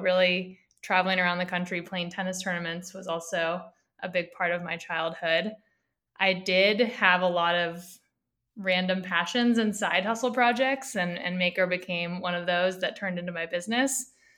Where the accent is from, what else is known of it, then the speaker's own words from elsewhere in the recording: near Stanford University, Northern California, United States; I grew up in Northern California, so about an hour south of San Francisco near Stanford University.